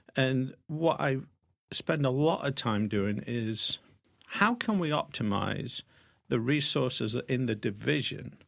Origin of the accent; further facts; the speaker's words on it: Sherwood Forest, central England, East Midlands, United Kingdom; moved away as an adult; also born or lived in Pennsylvania / Wilmington, Delaware; now in United States; grew up in central part of England in Sherwood Forest